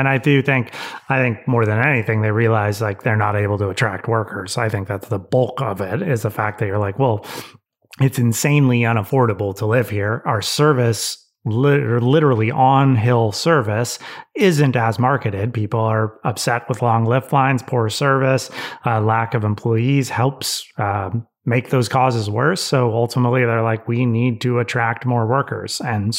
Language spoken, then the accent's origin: English; Tahoe, United States; most of my friends I grew up in the Tahoe are never going to be able to afford a house.